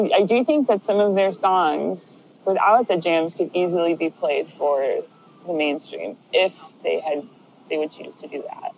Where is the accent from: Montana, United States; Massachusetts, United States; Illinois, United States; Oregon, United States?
Illinois, United States; Chicago; I am from Chicago, Illinois